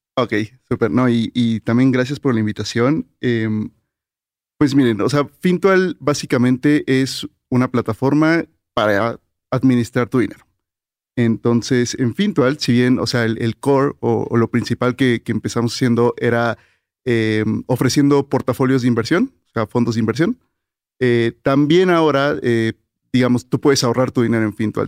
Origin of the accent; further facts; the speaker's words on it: Mérida, Yucatán, Mexico; yo crecí en Mérida